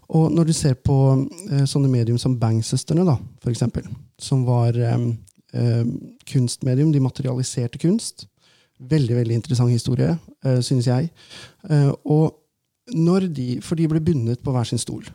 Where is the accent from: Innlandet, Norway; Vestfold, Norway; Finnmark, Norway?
Innlandet, Norway; Valdres; moved away; vi snakker ganske bredt der oppe, for jeg er jo fra Valdres